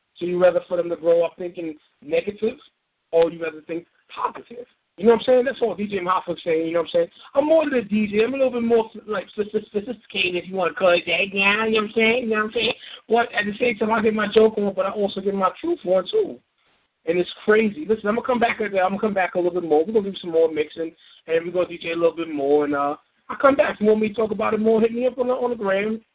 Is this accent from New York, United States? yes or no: yes; New York City, New York, United States; I'm from New York, born and raised in the Bronx.